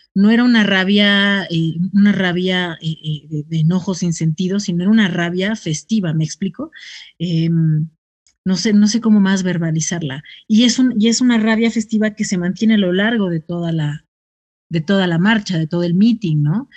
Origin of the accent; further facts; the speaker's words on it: Ciudad Nezahualcóyotl, State of Mexico, Mexico; yo soy de Ciudad Neza